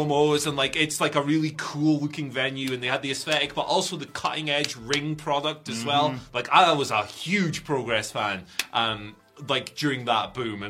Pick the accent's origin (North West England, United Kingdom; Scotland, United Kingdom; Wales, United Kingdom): Scotland, United Kingdom; Why am I doing an accent? I am Scottish.